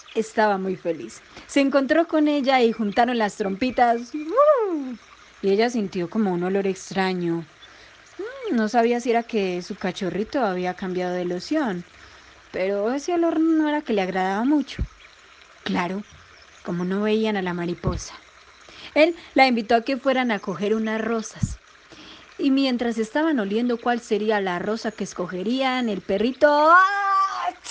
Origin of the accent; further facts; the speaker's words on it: Colombia; now in Medellín, Colombia; colombiana, actriz, cuentera, cuentacuentos y cantante